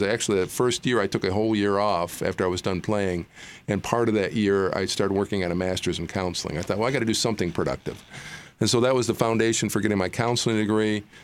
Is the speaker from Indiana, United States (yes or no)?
no; Gaylord, Michigan, United States; I grew up in northern Michigan in a town called Gaylord, Gaylord, Michigan